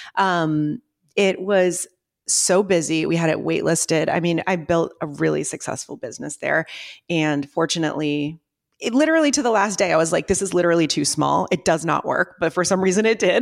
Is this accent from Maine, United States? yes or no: yes; Ogunquit, Maine, United States; moved away; I grew up in Agonquit, Maine